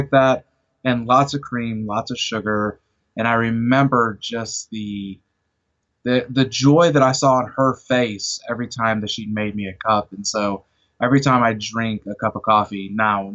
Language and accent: English; Chicago, Illinois, United States; now in Arkansas, United States; I'm originally from Chicago